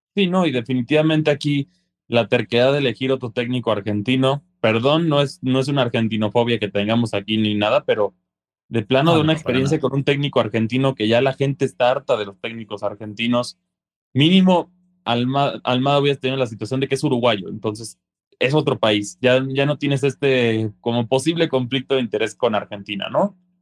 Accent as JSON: {"language": "Spanish", "country": "Mexico", "said": "siendo mexicanos"}